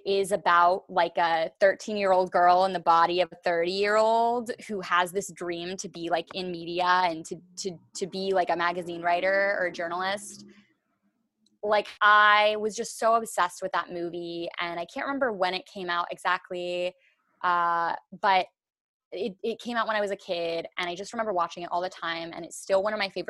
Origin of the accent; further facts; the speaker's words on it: Massachusetts, United States; born there; also born or lived in India / Los Angeles / Washington, D.C.; now in New York, United States; but I was born in Massachusetts and I have lived everywhere from Massachusetts to India to Los Angeles to Washington, D.C. to New York, where I am now.